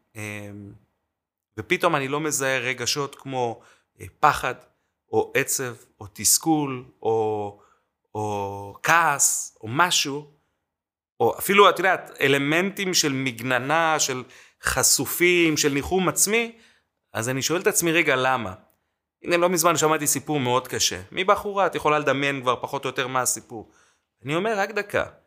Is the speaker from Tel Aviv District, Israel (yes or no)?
no; Jerusalem, Jerusalem District, Israel; also born or lived in Mexico City, Mexico; עכשיו אני ירושלמי